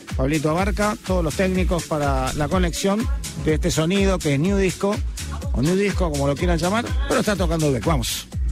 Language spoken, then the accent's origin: Spanish; Buenos Aires, Argentina; para nosotros que somos de Barracas, Santelmo, ahí nomás